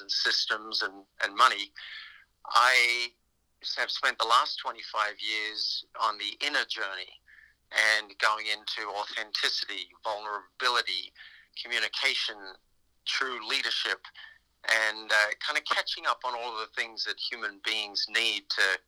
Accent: Australia; moved away as an adult; also born or lived in New York; I'm from Australia originally

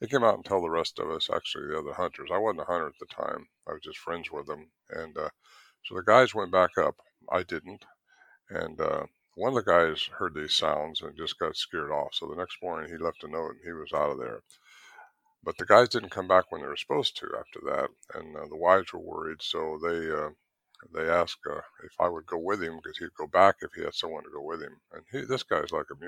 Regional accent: Northern California, United States; also born or lived in Merced, California; So I grew up in Northern California, and moved down to a place called Merced in the San Joaquin Valley

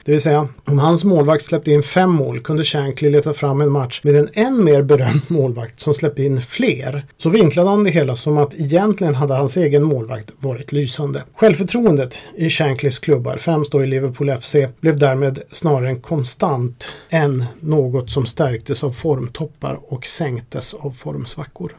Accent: Sweden; vårt Stiga hockeyspel som vi hade här i Sverige

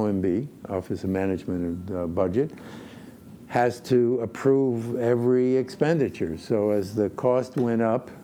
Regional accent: Poland; moved away; I was born in Poland

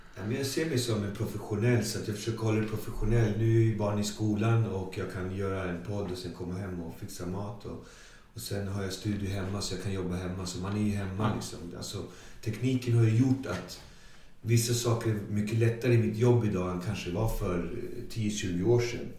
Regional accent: Botkyrka, Stockholm County, Sweden; Så jag kommer från Alby, då, Botkyrka. Jag är född, fostrad, uppvuxen i Alby

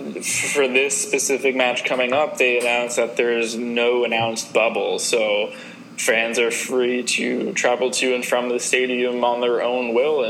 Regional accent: United States; I'm also American

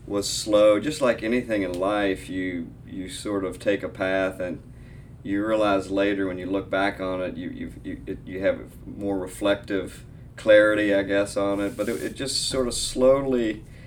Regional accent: Frankfort, Kentucky, United States; also born or lived in Lexington, Virginia; now in Louisville, United States; I was born and raised in Frankfort, Kentucky

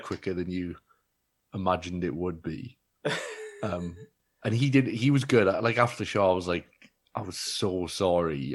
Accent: Wales, United Kingdom; also born or lived in Bristol; being Welsh

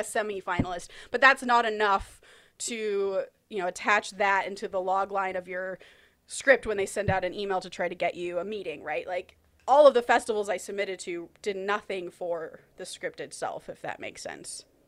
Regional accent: United States; I'm an American who wants to write movies

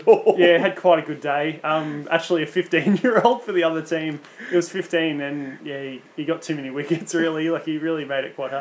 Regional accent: Pioneer Bay, Australia; moved away; my hometown of Pioneer Bay

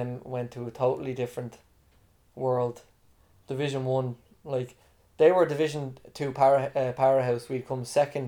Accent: Dublin, Leinster, Ireland; also born or lived in United States; being Irish

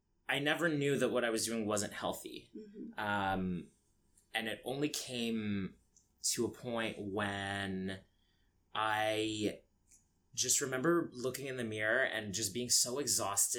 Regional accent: London, Ontario, Canada; also born or lived in Egypt; now in Toronto, Canada; I grew up in London, Ontario, which is very small

